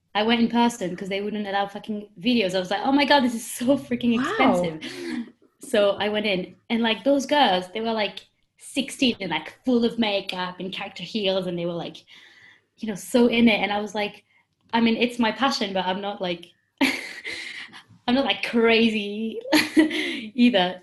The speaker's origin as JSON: {"language": "English", "town": "Paris", "region": "Île-de-France", "country": "France", "also_born_or_lived": "London", "second_language": "English", "moved": "as an adult", "said": "I'm 22 years old and I'm from Paris, in France"}